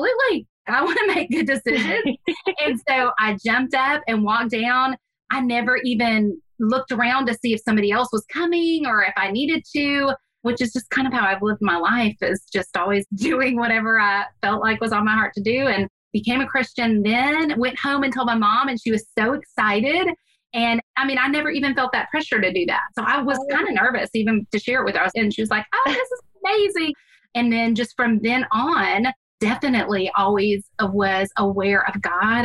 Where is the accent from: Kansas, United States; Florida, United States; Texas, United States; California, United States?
Texas, United States; Houston; I grew up in Houston